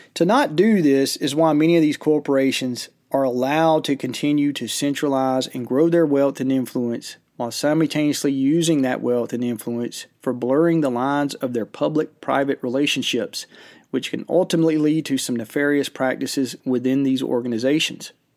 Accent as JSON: {"language": "English", "country": "United States", "said": "us as American citizens"}